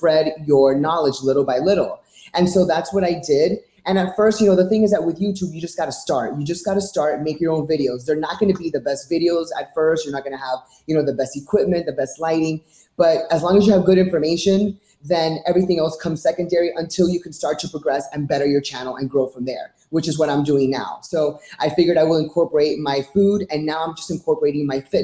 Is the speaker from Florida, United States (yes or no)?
yes; Miami, Florida, United States; also born or lived in New York / California / Orlando; I was born and raised in Miami